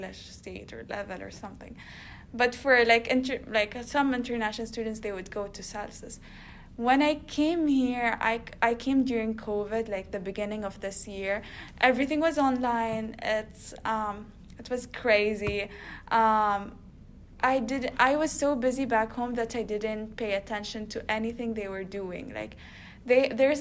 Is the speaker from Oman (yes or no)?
yes; Oman; moved away as an adult; now in United States; I come from Oman, which is a country across the world.